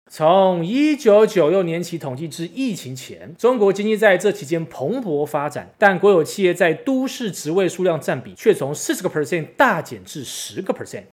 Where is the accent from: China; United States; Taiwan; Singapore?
Taiwan; 身为台湾人的我们